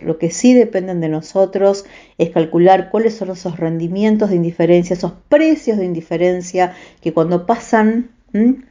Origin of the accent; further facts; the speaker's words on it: Vigán, Santa Fe, Argentina; nací, crecí en Vigán, un pueblo de la provincia de Santa Fe